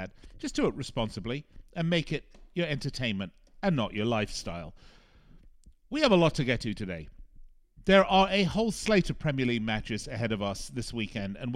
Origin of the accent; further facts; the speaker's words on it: Las Vegas, Nevada, United States; my hometown of Las Vegas